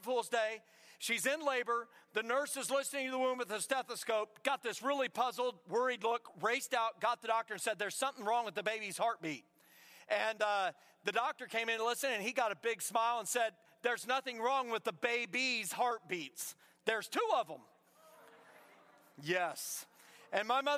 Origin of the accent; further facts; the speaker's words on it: Indiana, United States; now in South Carolina, United States; I come all the way from South Carolina. I'm originally from Indiana